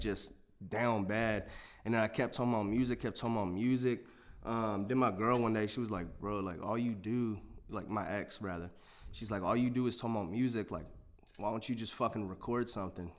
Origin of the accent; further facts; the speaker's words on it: Waynesboro, Virginia, United States; now in Harrisonburg, United States; I'm from a city. It's called Waynesboro, Virginia.